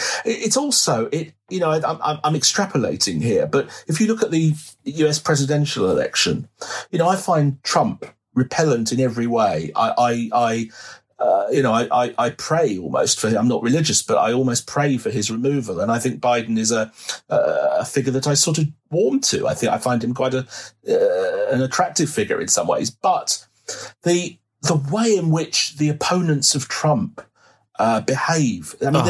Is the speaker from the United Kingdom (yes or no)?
yes; United Kingdom; there is this embarrassment about being British, as if somehow we have something to be ashamed of because our ancestors did things that we are indeed now ashamed of.